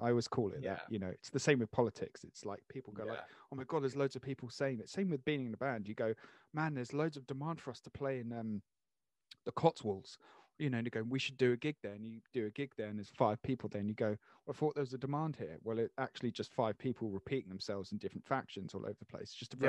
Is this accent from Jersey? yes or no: yes; Jersey; I'm so south because I'm from Jersey, so everything above.